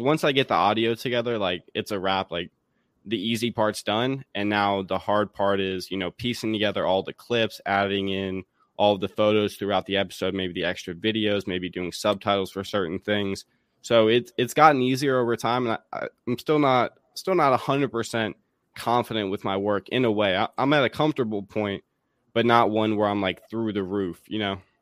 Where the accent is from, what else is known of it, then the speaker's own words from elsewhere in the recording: Raleigh, North Carolina, United States; moved away as an adult; also born or lived in Davis and Elkins College, West Virginia; now in Washington, D.C., United States; I'm from Raleigh, North Carolina